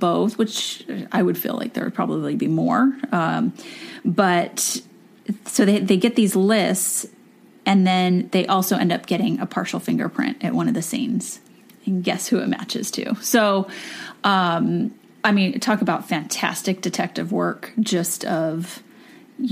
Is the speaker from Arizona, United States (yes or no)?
no; Southern California, United States; growing up in Southern California